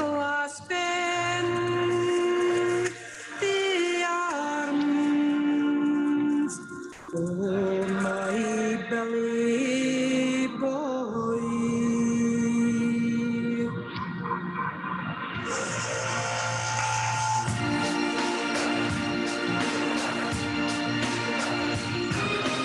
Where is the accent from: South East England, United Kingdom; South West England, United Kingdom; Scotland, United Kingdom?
Scotland, United Kingdom; Isle of Skye; Growing up in Skye